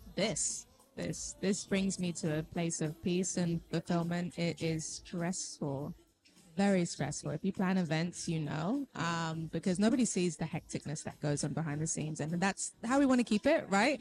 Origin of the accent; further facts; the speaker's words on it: London, United Kingdom; I born and raised in London, so an East African and Haitian parents.